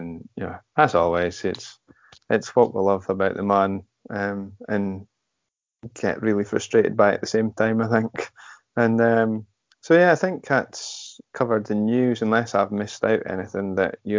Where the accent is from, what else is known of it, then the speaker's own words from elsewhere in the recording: United Kingdom; we're British